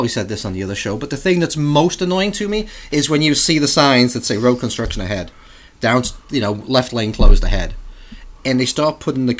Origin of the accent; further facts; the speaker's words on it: England, United Kingdom; now in United States; Well, I was born in England, so I'm English.